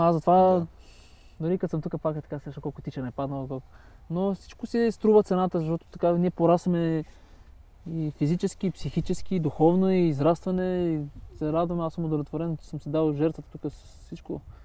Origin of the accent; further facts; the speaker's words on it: Bulgaria; казвам България